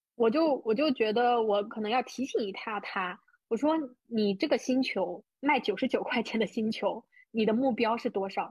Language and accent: Chinese; China; 我出生的小县城有多小呢